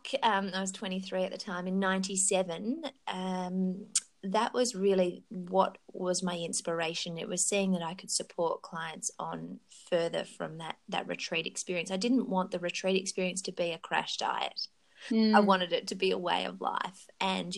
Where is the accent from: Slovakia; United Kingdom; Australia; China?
Australia; Currumbin Valley, Queensland; I grew up in Queensland in a beautiful place called Currumbin Valley